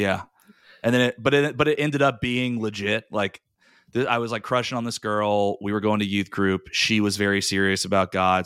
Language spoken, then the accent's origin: English; Raleigh, North Carolina, United States; moved away as an adult; also born or lived in New York; born and raised in Raleigh